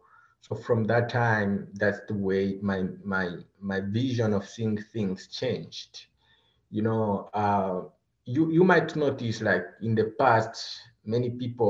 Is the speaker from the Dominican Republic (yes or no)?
no; DR Congo; moved away as an adult; now in Seattle, United States; I'm originally from the Democratic Republic of the Congo. Currently, I'm residing in Washington State, Seattle areas. I came in this country as a refugee in 2018 with my family